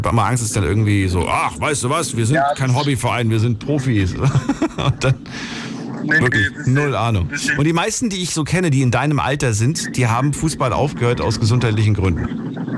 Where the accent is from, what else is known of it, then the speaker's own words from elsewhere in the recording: Lohmar, North Rhine-Westphalia, Germany; Ich komme aus Birk.